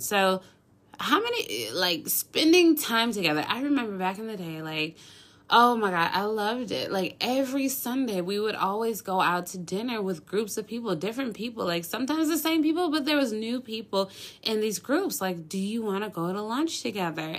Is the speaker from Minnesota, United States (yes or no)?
yes; Minneapolis, Minnesota, United States; moved away as an adult; now in Dallas-Fort Worth, United States; I grew up in Minneapolis, you know, born and raised